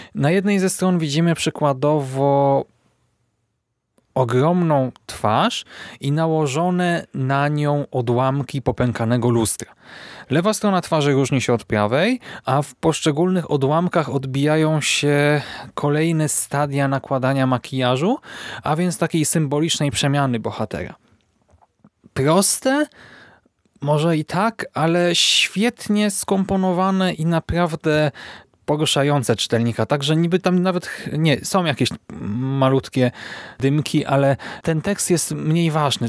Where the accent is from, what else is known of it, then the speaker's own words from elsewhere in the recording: Poland; my, polscy czytelnicy